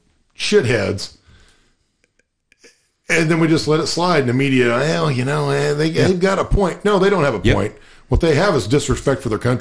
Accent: Illinois, United States; we're from Illinois

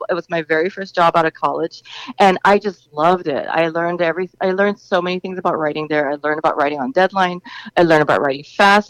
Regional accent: Singapore; now in New York, United States; I'm from Singapore

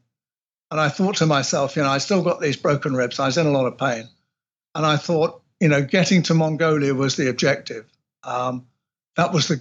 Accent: England, United Kingdom; I'm English

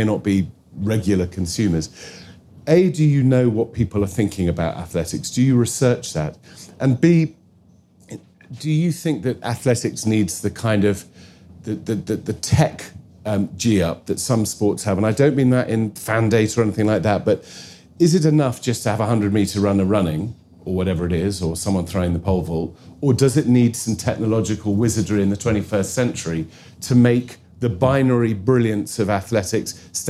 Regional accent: Wales, United Kingdom; I say that as a Welshman

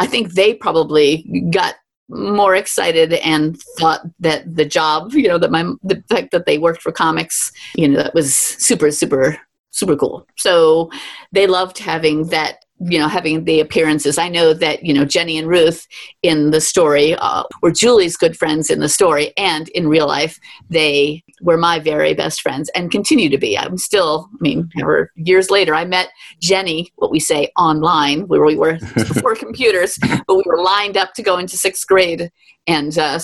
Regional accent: New York City, New York, United States; growing up in Manhattan where you have to walk everywhere

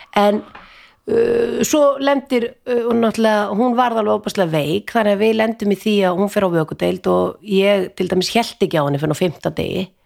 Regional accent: Vopnafjörður, Eastern Region, Iceland; ég er úr Sveit, úr Vesturadal

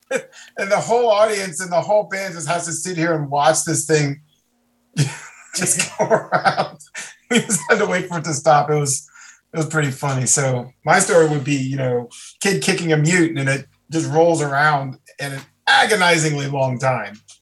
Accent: Maryland, United States; where I grew up in Maryland

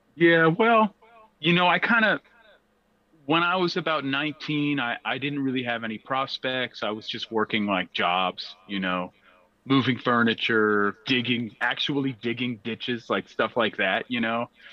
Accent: Berkeley, California, United States; growing up in Berkeley

